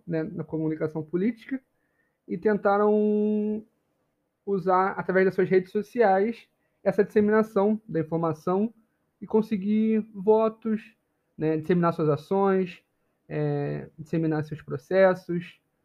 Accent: Rio de Janeiro, Brazil; Eu sou do Rio

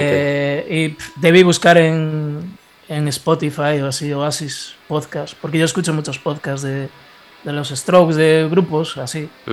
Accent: Ponteareas, Galicia, Spain; soy de Ponte Arias, eh, es un pueblo de la provincia de Pontevedra, no sé si os suena. Es una de las cuatro provincias de, Galicia.

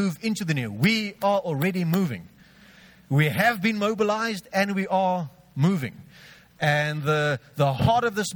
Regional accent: George, Western Cape, South Africa; I grew up in George. I'm 32 now, so I'm not part of the Chokma group.

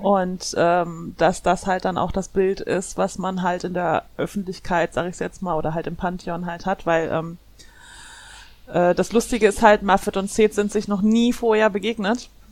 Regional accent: Germany; also born or lived in Ruhr area; Ich komme aus Deutschland. Ich lebe im Ruhrgebiet

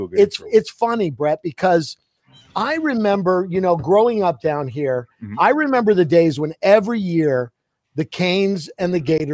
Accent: South Florida, United States; As a kid growing up in South Florida, Notre Dame would play Miami every year.

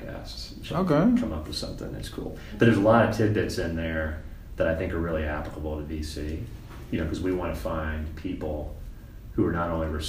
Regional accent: Boston, Massachusetts, United States; moved away; I grew up in Boston

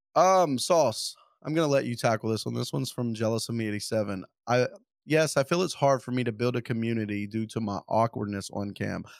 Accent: Louisiana, United States; I'm from Louisiana.

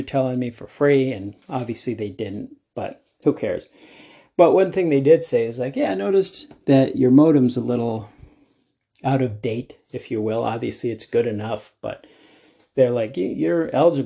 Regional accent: Denver, Colorado, United States; I'm from Denver.

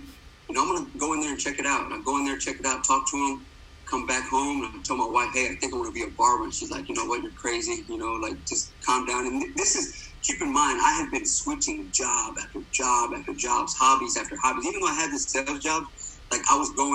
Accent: Dallas, Texas, United States; I grew up born and raised in Dallas, Texas.

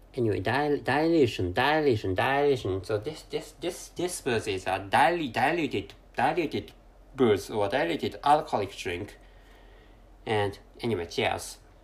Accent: Japan; first language Japanese; English is a second language; I'm a Japan Japanese person, and my mother tongue is Jap- Japanese.

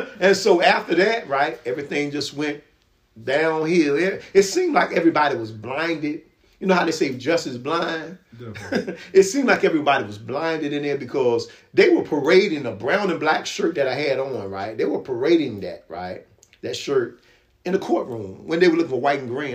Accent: Virginia Beach, Virginia, United States; also born or lived in Norfolk, Virginia; he moved us to a good area in Kempsville

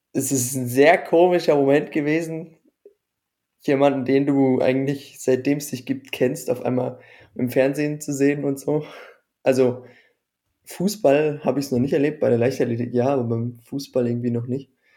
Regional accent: Baden-Württemberg, Germany; als Badener für mich

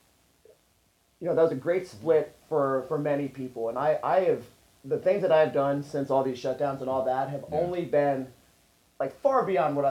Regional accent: Arlington, Texas, United States; I'm from Arlington, Texas, where Metroflex is

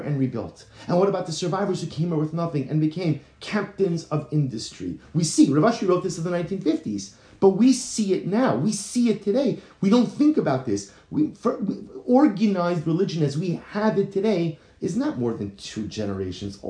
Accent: United States; moved away as an adult; now in Baltimore, United States; growing up in New York, New Jersey

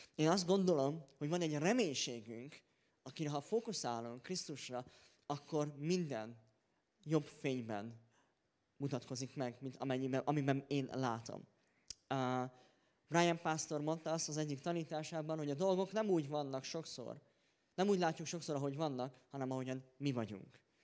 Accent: Hungary; én magyarként

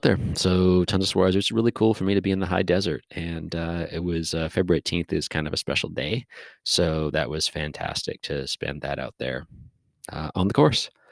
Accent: Canada; I was from Canada

